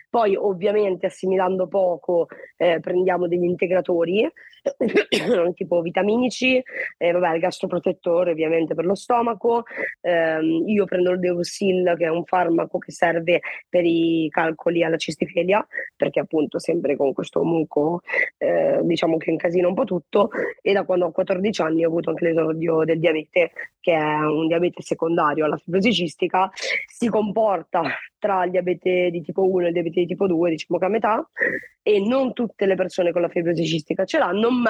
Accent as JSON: {"language": "Italian", "town": "Genoa", "region": "Liguria", "country": "Italy", "tie": "born or raised there", "said": "vengo da Genova, ho sempre vissuto qua. Il 16 maggio compirò 32 anni perché sono classe 91."}